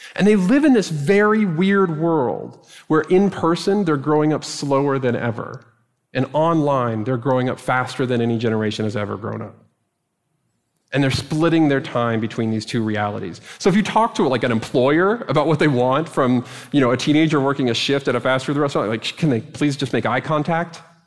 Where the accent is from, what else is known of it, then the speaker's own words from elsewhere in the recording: Dallas, Texas, United States; moved away; my experience of growing up in Dallas